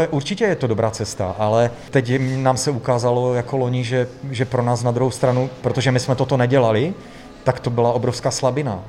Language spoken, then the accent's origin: Czech; Ostrava, Moravian-Silesian Region, Czechia; also born or lived in Prague; now in Horoměřice, Czech Republic; Jsem, jsem Ostravák, no. Už jako 20 let, už žijeme v Praze